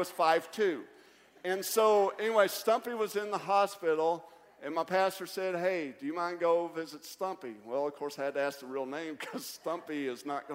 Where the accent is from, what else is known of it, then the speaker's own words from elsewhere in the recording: Kentucky, United States; moved away as an adult; now in South Carolina, United States; I'm from Kentucky, too.